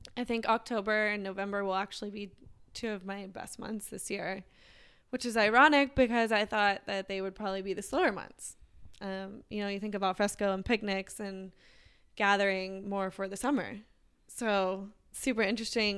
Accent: Texas, United States; growing up in Texas, it was like you go to high school and then you go to college

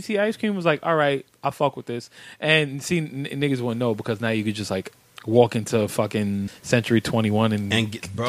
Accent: New York, United States; I grew up in Carver Project.

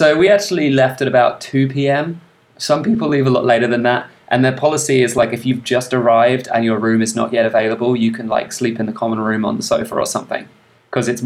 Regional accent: England, United Kingdom; I grew up in England

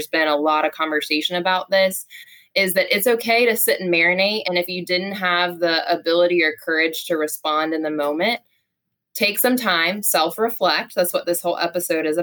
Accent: Charleston, South Carolina, United States; I grew up also in the South

